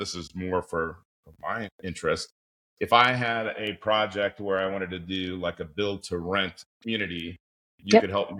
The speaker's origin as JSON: {"language": "English", "region": "Southern California", "country": "United States", "tie": "born or raised there", "moved": "yes", "lives_now": "Southwest Florida, United States", "said": "I grew up in Southern California"}